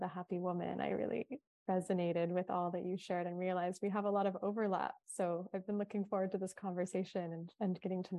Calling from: Hawaii, United States; Well, I'm tuning in from Kauai. It is a breezy, cool day.

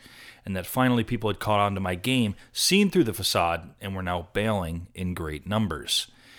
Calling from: Portland, Oregon, United States; also born or lived in Israel; I am from Portland, Oregon originally, but I've lived in LA for 10 years, minus 3 in Israel.

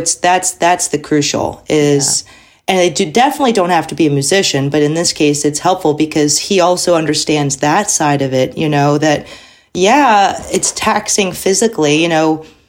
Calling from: Texas, United States; I'm from home in Texas, near Houston.

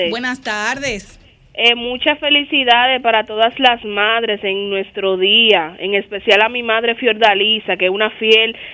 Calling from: Herrera, Distrito Nacional, Dominican Republic; ¿De dónde eres, mi amor? De aquí de Herrera.

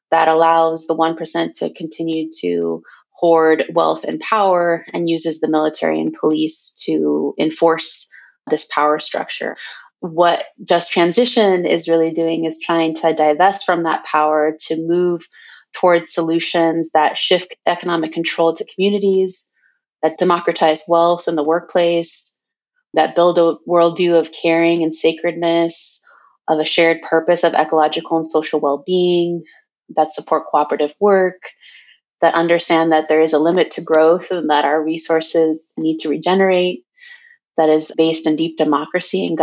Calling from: Portland, Oregon, United States; I am calling in from Cowlitz Territory, Portland, Oregon.

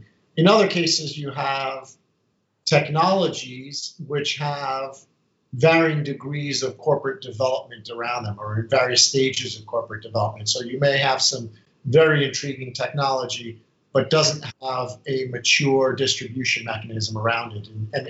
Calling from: Reston, Virginia, United States; I'm coming from Reston, Virginia, Northern Virginia, just a stone's throw from Dulles Airport

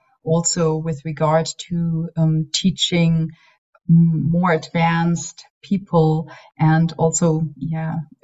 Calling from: Tübingen, Baden-Württemberg, Germany; I'm calling from Tübingen

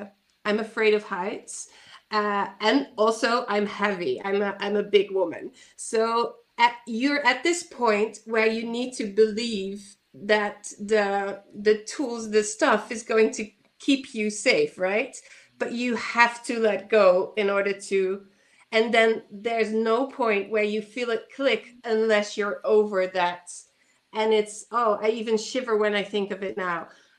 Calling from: Netherlands; I'm calling in from the Netherlands

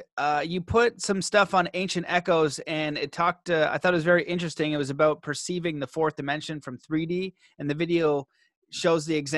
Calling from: Cambridge, Ontario, Canada; Cambridge, Ontario.

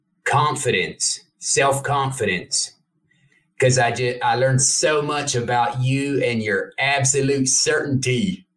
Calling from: Emory, Texas, United States; Emory, Texas, near Dallas.

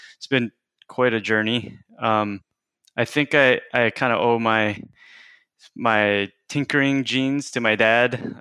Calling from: King City, California, United States; also born or lived in Washington; I'm calling in from my office in King City, California

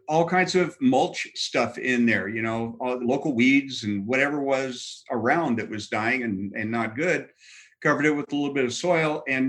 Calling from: Glendale, Arizona, United States; I'm coming to you from wonderful, not quite downtown Glendale, Arizona.

